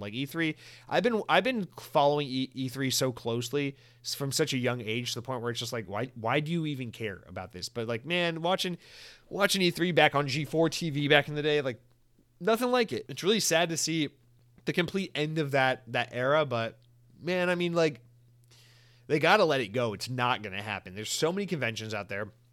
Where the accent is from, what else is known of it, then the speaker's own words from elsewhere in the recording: Georgia, United States; I'm from Georgia